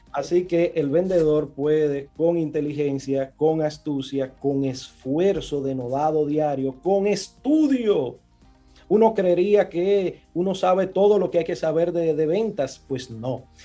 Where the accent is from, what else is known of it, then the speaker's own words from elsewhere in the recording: Villa Consuelo / Gualey / Los Guandules, Distrito Nacional, Dominican Republic; de donde yo vengo, de Villaconsuelo, de Gualey, de los Guandules